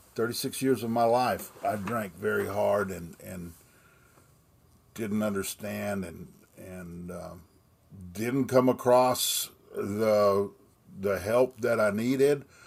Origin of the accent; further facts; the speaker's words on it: Austin, Texas, United States; I was born in Austin, Texas, and I still reside just outside of town in that area